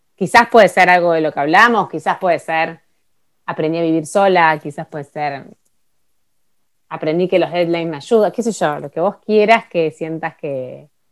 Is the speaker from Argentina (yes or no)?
yes; Buenos Aires, Argentina; moved away as an adult; now in Ushuaia, Argentina; soy de Buenos Aires y mi vida está en Buenos Aires